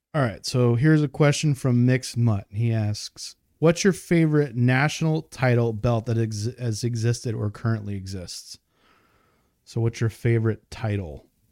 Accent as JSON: {"language": "English", "region": "New York", "country": "United States", "tie": "born or raised there", "said": "I grew up in New York, so I was familiar with E C W and W W F"}